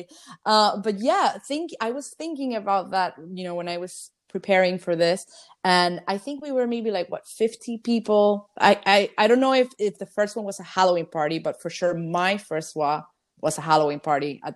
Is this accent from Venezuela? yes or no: yes; Venezuela; now in Toronto, Canada; I'm from Venezuela originally